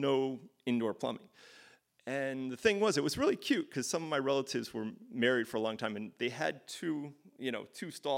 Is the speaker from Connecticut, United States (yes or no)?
yes; Connecticut, United States; I grew up in Connecticut